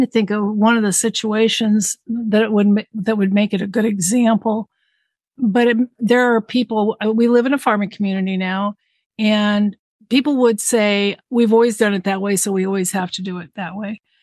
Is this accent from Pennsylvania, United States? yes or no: no; Southern California, United States; moved away as an adult; I was raised in Southern California in a very diverse community